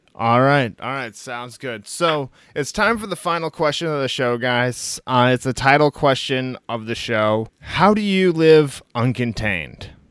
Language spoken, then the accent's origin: English; Midwest, United States; now in Bay Area, United States; I'm out of yeah. the Bay Area up here. I'm originally from the Midwest